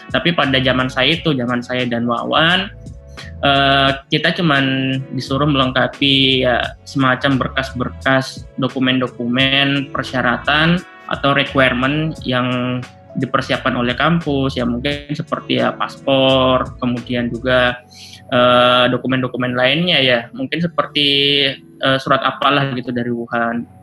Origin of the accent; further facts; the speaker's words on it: Indonesia; now in China; kita yang udah tumbuh besar di Indonesia, kebiasaannya pakai bahasa Indonesia, tapi giliran pada saat kita pindah ke negeri orang itu kan sangat aneh ya menurut aku ya.